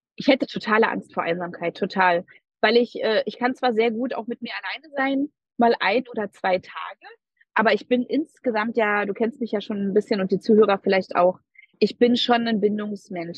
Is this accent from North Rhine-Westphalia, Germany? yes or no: no; Berlin, Germany; ich bin eine totale Berliner Göre. Ich bin in Berlin geboren und aufgewachsen.